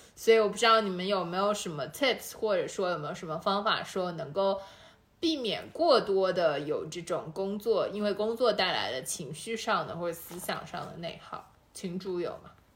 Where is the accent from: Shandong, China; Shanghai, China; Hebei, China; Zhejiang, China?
Shanghai, China; 其实哪怕我们都是上海人